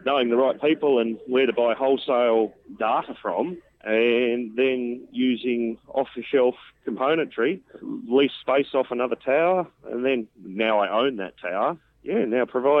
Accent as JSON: {"language": "English", "region": "northern Tasmania", "country": "Australia", "said": "I'm from northern Tasmania, a nice little spot where it's usually always sunny unless it's raining."}